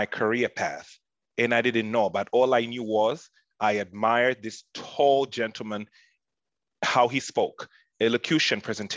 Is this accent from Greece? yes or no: no; Tanzania; moved away; I'm from Tanzania, East Africa